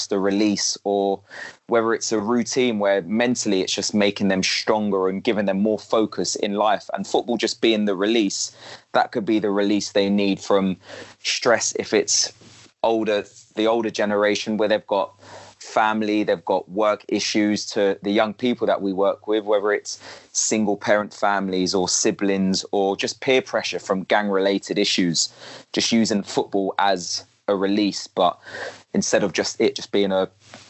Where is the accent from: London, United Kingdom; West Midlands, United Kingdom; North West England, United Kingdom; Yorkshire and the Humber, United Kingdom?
London, United Kingdom; I'm from West London